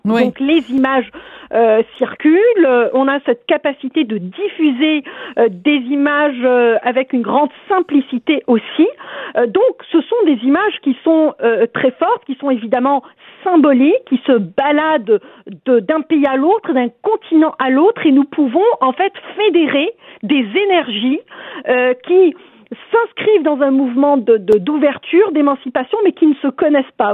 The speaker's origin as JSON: {"language": "French", "country": "Algeria", "moved": "yes", "lives_now": "Quebec, Canada", "said": "je viens moi-même d'Algérie"}